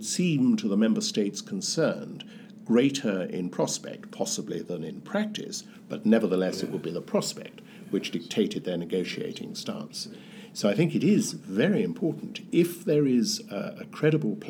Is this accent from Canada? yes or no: no; Wales, United Kingdom; as a Welshman